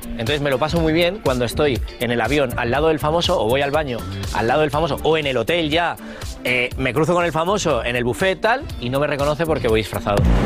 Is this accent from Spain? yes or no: yes; Spain; somos los españoles